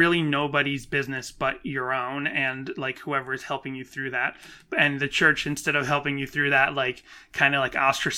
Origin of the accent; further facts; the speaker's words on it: Boston, Massachusetts, United States; growing up in the Boston area